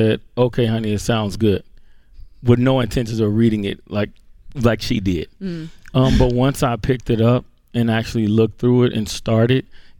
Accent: Hammond, Indiana, United States; Hammond, Indiana.

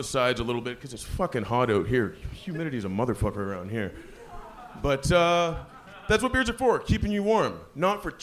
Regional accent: Canada; I'm Canadian.

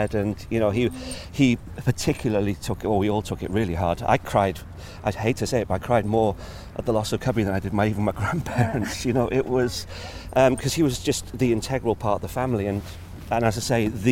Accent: North Wales, United Kingdom; growing up in North Wales

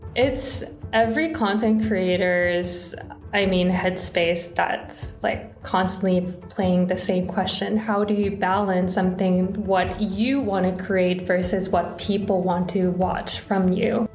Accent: Seoul, South Korea; I was born and raised in Seoul, South Korea

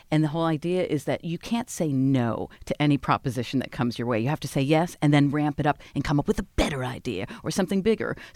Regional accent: Phoenix, Arizona, United States; also born or lived in New York; Phoenix, Arizona. A Jewess in Phoenix.

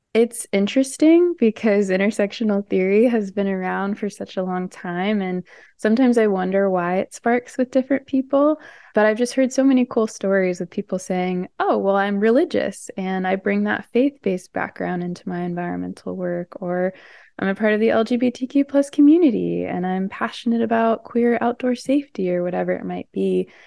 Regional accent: St. Louis, Missouri, United States; I'm from Saint Louis, Missouri

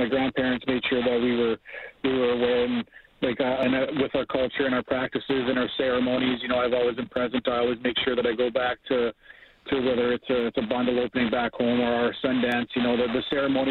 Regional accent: Treaty 7, Alberta, Canada; I'm from the Treaty 7. I'm a Blackfoot First Nations man.

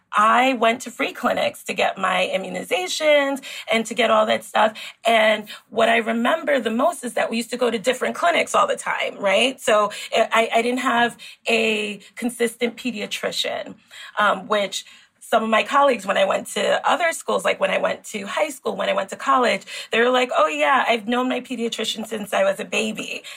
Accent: New York City, New York, United States; also born or lived in Queens, New York; I grew up in the Bronx. I grew up in New York City

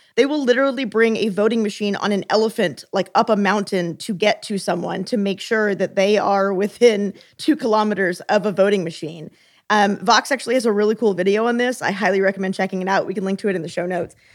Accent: Texas, United States; moved away; I'm from Texas.

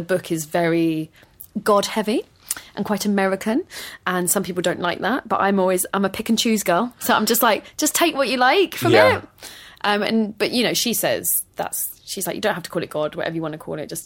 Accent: London, United Kingdom; I grew up in London, despite the very Welsh name. I am not as Welsh as some people would like me to be

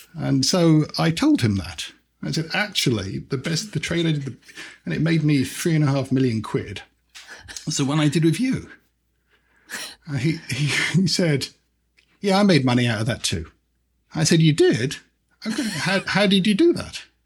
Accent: London, United Kingdom; also born or lived in British Guiana; I grew up in the UK.

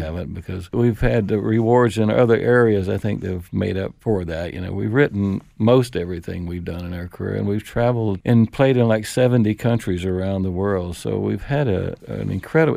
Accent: Florida, United States; also born or lived in Los Angeles, California; We're from Florida

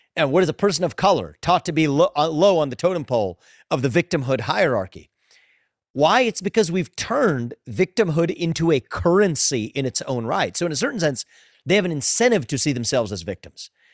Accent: Southwest Ohio, United States; I was growing up as the kid of immigrants, funny last name, my dad had an accent, growing up in Southwest Ohio

